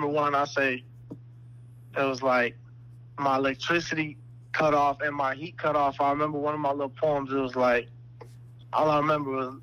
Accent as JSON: {"language": "English", "town": "Chicago", "region": "Illinois", "country": "United States", "said": "I'm from Chicago"}